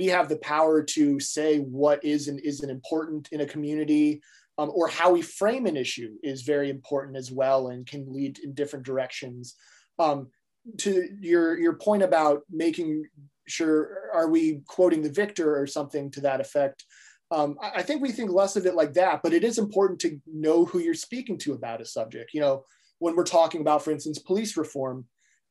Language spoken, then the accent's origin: English; Mishawaka, Indiana, United States; I am from South Bend, I guess technically from Mishawaka, which is a city right next to South Bend